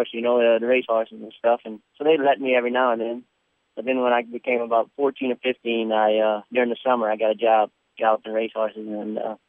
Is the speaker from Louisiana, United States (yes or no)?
yes; Louisiana, United States; I'm from Louisiana.